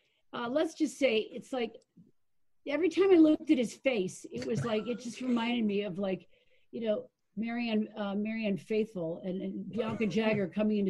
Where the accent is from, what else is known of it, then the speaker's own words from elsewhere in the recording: Hollywood, Florida, United States; moved away; also born or lived in Brooklyn, New York; I left Brooklyn when I was 18 months old, and my parents ended up in Hollywood, Florida, of all places.